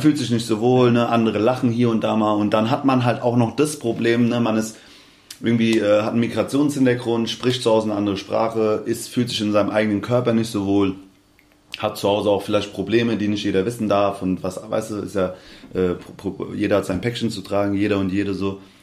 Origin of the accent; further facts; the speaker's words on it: Hanau, Hesse, Germany; accent: Hessian; also born or lived in Aschaffenburg / Darmstadt; weil ich eigentlich in Hanau groß geworden bin